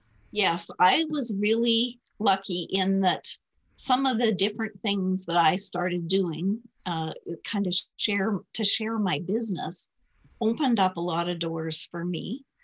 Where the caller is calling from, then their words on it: Alberta, Canada; I'm in just outside of Edmonton, Canada.